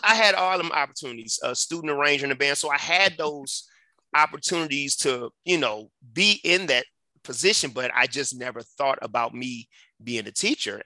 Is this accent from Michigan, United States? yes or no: yes; Detroit, Michigan, United States; now in Colorado, United States; I grew up in Detroit, Michigan, on the west side